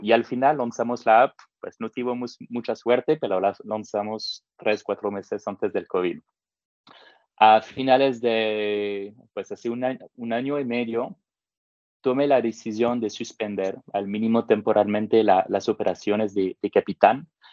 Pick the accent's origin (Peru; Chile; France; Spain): France; accent: French; Spanish is a second language; moved away as an adult; also born or lived in Africa / Middle East; now in Mexico; mi acento francés